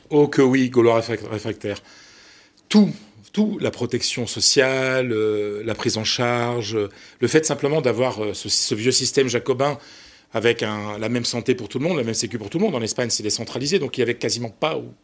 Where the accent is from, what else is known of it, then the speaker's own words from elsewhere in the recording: Ch'ti, Hauts-de-France, France; moi je suis ch'ti, je parle le picard